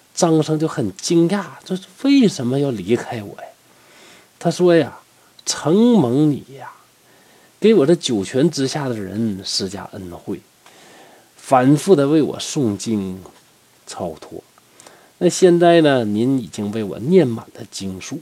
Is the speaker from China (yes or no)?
yes; Northeast China, China; 咱们东北人实在呀